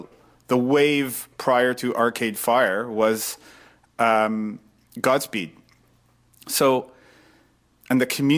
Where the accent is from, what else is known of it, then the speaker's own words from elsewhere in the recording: Montreal, Quebec, Canada; I grew up in Montreal.